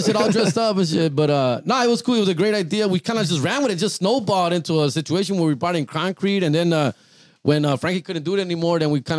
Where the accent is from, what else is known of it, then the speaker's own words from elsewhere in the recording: Huntington Park, California, United States; born and raised in HP, dog? Out there, Huntington Park, California.